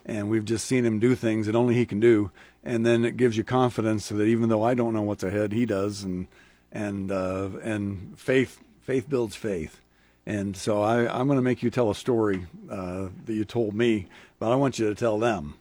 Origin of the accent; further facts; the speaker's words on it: Lincoln, Nebraska, United States; I grew up in Lincoln as a kid